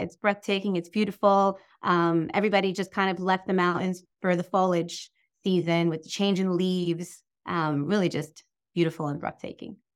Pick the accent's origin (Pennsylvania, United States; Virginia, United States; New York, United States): New York, United States; Long Island; I'm from New York